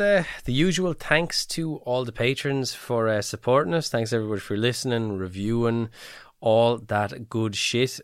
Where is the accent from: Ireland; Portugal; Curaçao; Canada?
Ireland; we're little Irish heads on us